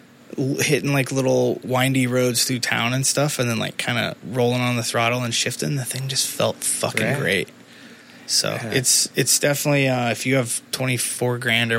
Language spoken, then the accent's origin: English; Midwest, United States; I grew up in the Midwest